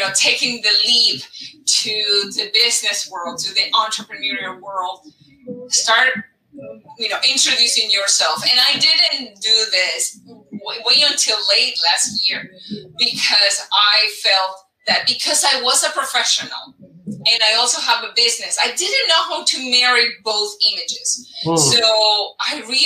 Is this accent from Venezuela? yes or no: yes; Venezuela; moved away; I am from the beautiful Venezuela